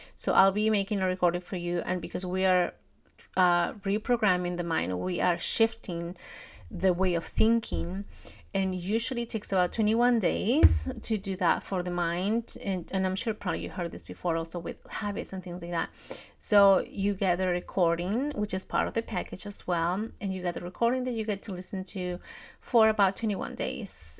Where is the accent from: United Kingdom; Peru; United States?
Peru; moved away; I'm from Peru. We don't have Thanksgiving and we definitely don't have Black Friday